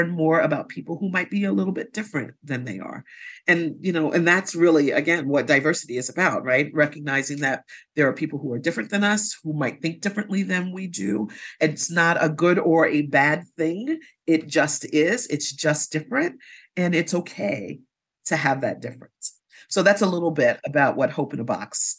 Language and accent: English; New York City, New York, United States; growing up in New York City and having lots of resources that were available to me